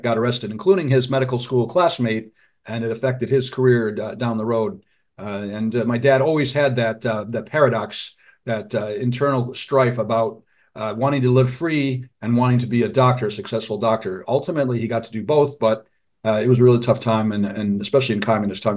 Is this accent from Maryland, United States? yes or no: no; Detroit, Michigan, United States; also born or lived in Massachusetts / Rhode Island; I was born in Detroit, raised in suburban Michigan near Detroit